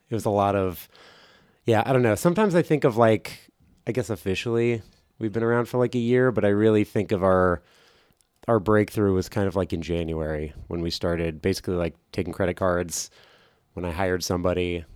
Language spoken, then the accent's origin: English; New Jersey, United States; growing up in New Jersey